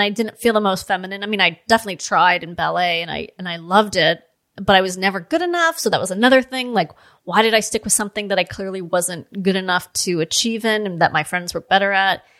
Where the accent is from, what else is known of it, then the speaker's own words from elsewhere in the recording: Los Angeles, California, United States; I grew up in Los Angeles.